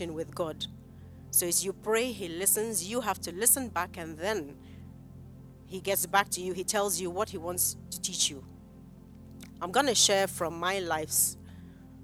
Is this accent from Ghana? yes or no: yes; Kumasi, Ashanti, Ghana; I grew up in Kumasi